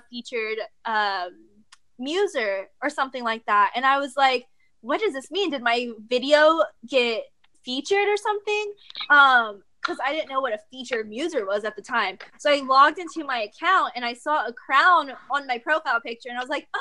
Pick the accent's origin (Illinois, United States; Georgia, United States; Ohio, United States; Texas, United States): Texas, United States; I'm from Texas